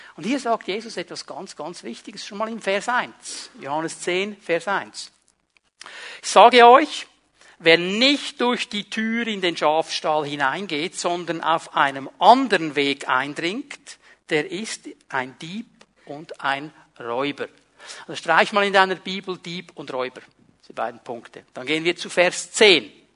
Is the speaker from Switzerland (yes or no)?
yes; Switzerland; Ich war meine ganze Jugend in diesem kleinen Dorf, wo ich aufgewachsen bin, der Cink, der Außenseiter, der Itaker, der nichts zu sagen hatte